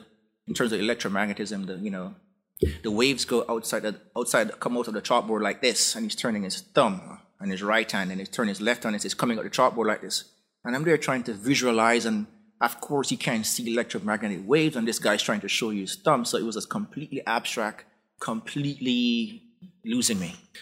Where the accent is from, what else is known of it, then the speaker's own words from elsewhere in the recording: Jamaica; I grew up in Jamaica.